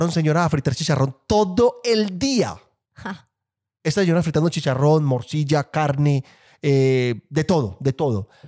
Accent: Colombia

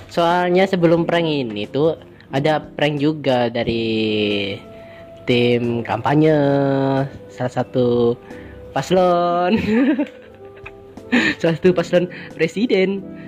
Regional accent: Purbalingga, Central Java, Indonesia; accent: ngapak; gue orang Jawa, bahasanya ngapak-ngapak. Purbalingga itu orang ngapak biasa.

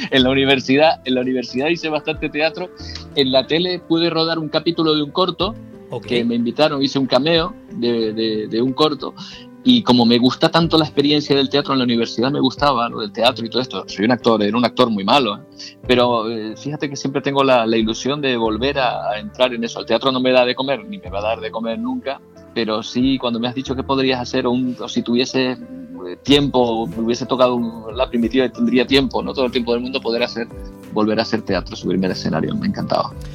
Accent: San Cristóbal de La Laguna, Canary Islands, Spain; also born or lived in Logroño; Yo nací en Logroño, mis padres son de allí y vine a Tenerife, ellos vinieron eh, a Tenerife cuando yo era muy pequeño, tenía un año, año y medio, por lo tanto, eh, me considero eh, muy lagunero, porque vivimos en la, en la laguna

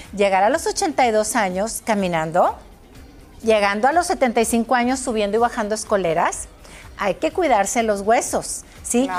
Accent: Mexico; en mi país, en México

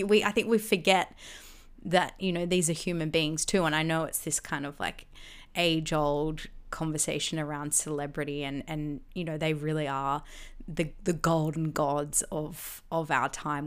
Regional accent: Gold Coast, Queensland, Australia; growing up on the Gold Coast

